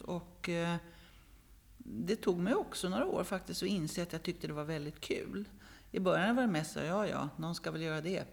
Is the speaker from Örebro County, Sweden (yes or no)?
yes; Örebro, Örebro County, Sweden; now in Stockholm, Sweden; född i Stockholm, uppvuxen i småstad, i Örebro